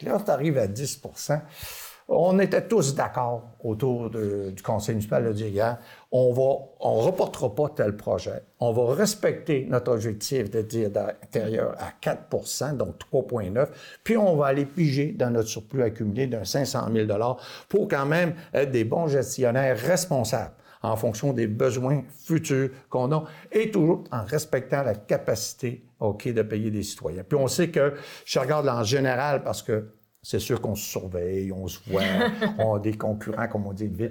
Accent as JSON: {"language": "French", "town": "Dolbeau-Mistassini", "region": "Quebec", "country": "Canada", "tie": "born or raised there", "said": "j'ai été élevé à Dolbeau Mistassini"}